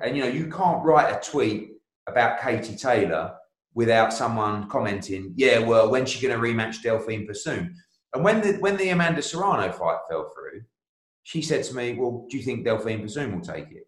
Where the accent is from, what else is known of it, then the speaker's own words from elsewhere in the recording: United Kingdom; I'm a Brit